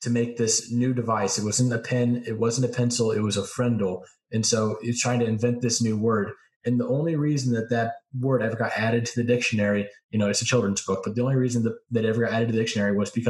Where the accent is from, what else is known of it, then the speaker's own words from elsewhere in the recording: St. Louis, Missouri, United States; I'm from St. Louis.